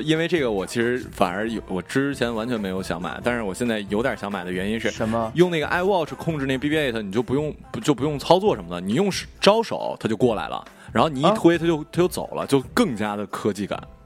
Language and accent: Chinese; village near Changbai Mountain, Jilin, China; 我们老家 我们老，嗯。老家是村儿里嘛，然后有，有山，然后天气好的时候呢，就是，呃，能看见长白山